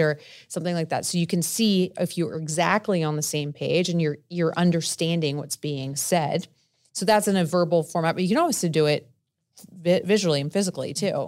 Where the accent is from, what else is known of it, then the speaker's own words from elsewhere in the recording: New Jersey, United States; I'm from Jersey, I'm Italian